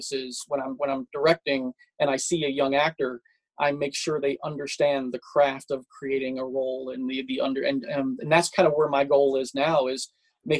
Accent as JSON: {"language": "English", "town": "Madison", "region": "Alabama", "country": "United States", "tie": "born or raised there", "also_born_or_lived": "Yokosuka, Japan", "moved": "as an adult", "lives_now": "Pennsylvania, United States", "said": "I grew up in Madison, Alabama"}